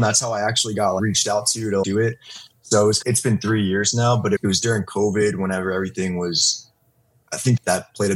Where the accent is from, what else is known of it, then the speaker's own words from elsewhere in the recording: Pittsburgh, Pennsylvania, United States; moved away; I'm originally from Pittsburgh, PA